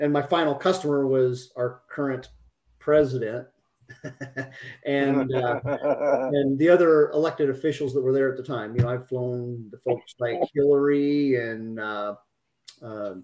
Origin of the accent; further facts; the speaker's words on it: just outside Des Moines, Iowa, United States; moved away as an adult; also born or lived in Florida / Alaska / Georgia; I grew up in Iowa, just outside Des Moines